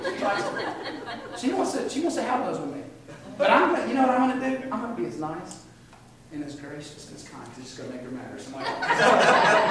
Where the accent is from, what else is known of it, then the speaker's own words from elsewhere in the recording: United States; I'm as American as you can get. I'm a flag-waving American